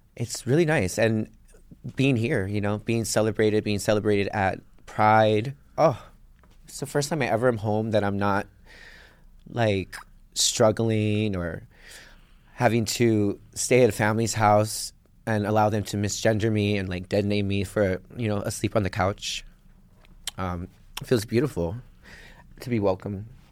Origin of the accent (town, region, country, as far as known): Waimanalo, Hawaii, United States; born or raised there; moved away